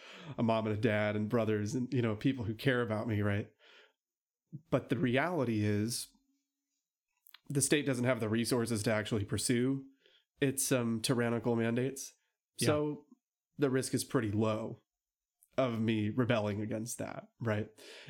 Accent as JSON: {"language": "English", "country": "United States", "tie": "born or raised there", "said": "Look, I was born and raised here in America."}